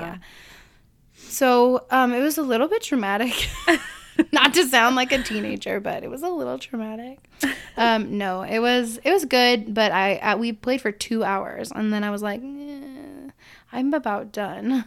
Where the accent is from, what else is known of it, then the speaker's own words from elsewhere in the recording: Illinois, United States; I was born in Illinois